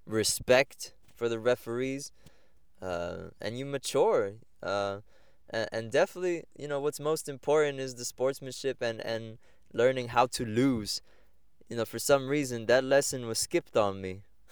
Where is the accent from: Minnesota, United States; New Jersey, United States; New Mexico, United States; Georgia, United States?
New Jersey, United States; Egg Harbor Township; so that was growing up in Egg Harbor Township, doing sports.